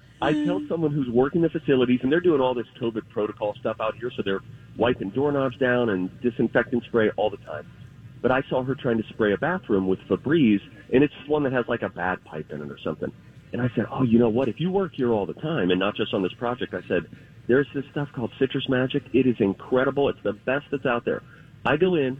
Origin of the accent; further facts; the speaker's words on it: Midwest, United States; I'm from the Midwest